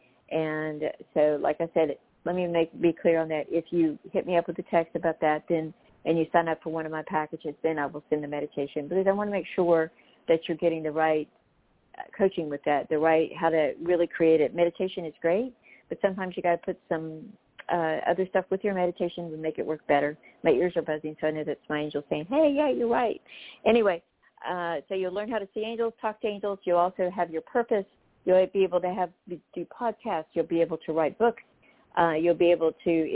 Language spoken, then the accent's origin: English; North Carolina, United States; I was raised in North Carolina too